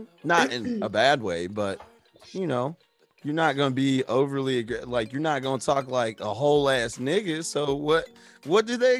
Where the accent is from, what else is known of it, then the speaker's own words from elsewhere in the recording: Ohio, United States; grew up in Ohio.